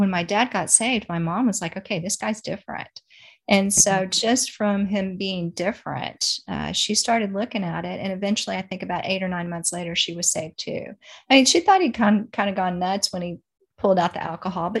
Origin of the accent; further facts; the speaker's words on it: Dallas, Texas, United States; I was born in Dallas, Texas, and my parents were in the nightclub business